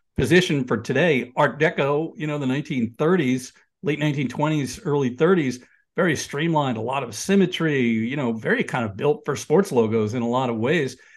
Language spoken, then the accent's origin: English; New York area, United States; I grew up in the New York area in the nineteen seventies, um, you know, lived in the city in the eighties.